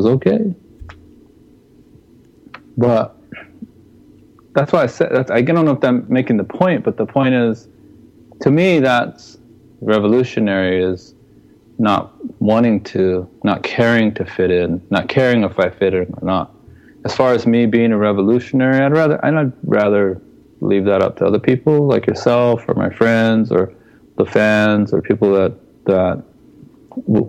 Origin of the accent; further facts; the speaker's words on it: United States; We're Native American people